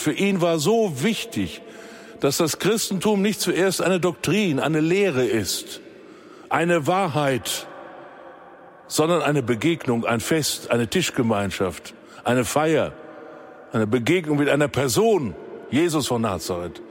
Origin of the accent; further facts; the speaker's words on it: Germany; bei uns in Deutschland